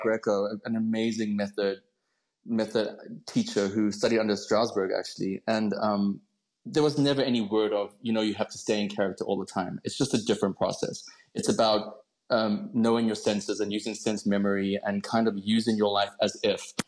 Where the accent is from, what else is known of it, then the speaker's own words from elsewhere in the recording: Cape Town, Western Cape, South Africa; I grew up in Cape Town